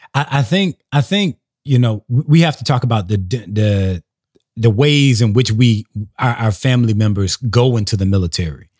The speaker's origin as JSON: {"language": "English", "region": "South Carolina", "country": "United States", "said": "So I'm from South Carolina"}